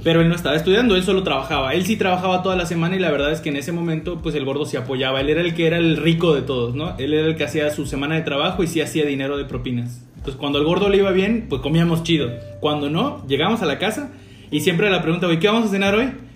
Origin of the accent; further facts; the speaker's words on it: Campeche, Mexico; tres somos oriundos de Campeche, pero pues no, no, no, en la ciudad capital. Somos de un municipio